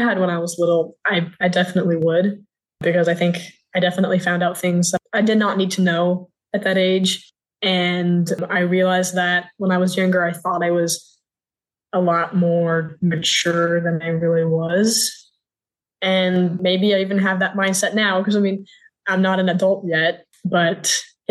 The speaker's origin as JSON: {"language": "English", "town": "Austin", "region": "Texas", "country": "United States", "said": "I am from Austin, Texas, still live here."}